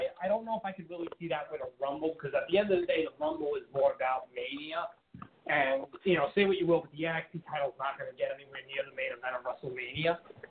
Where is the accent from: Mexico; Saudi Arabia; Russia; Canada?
Canada; Listen, let's address the elephant in the room. We all know what I am. I'm Canadian.